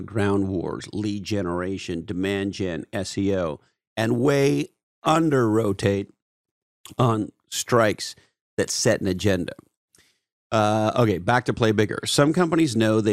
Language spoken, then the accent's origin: English; Canada; I'm a Canadian